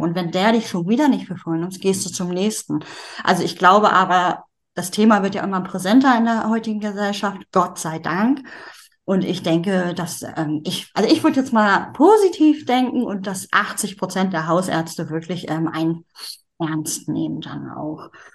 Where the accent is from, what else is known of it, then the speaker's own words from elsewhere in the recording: Schleswig-Holstein, Germany; Ich komme aus Norddeutschland, aus dem schönen Schleswig-Holstein